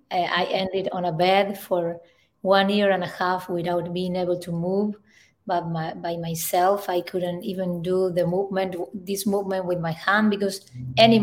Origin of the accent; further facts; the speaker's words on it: Northwest Argentina, Argentina; moved away; I am from Argentina, in the, in the north northwest of Argentina.